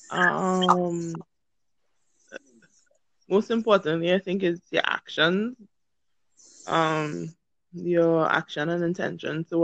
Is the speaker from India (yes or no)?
no; Trinidad & Tobago; um, I'm from Trinidad and Tobago.